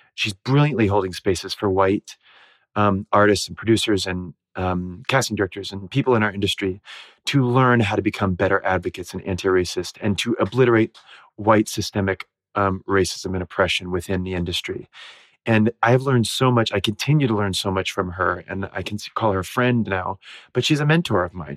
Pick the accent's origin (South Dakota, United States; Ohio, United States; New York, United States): Ohio, United States; I grew up in Ohio